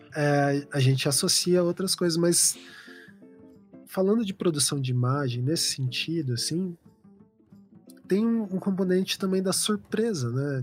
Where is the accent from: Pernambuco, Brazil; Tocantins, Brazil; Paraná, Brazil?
Paraná, Brazil; also born or lived in São Paulo; é minha família daqui